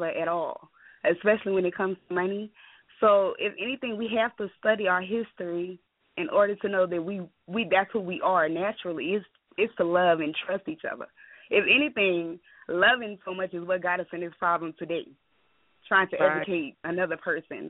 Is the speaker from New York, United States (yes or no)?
no; New Orleans, Louisiana, United States; I'm originally from New Orleans, and I'm my father's Haitian